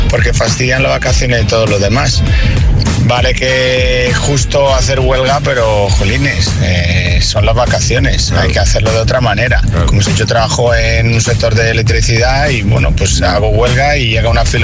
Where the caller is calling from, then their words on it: Alcorcón, Community of Madrid, Spain; Buenos días, agitadores. … de Alcorcón.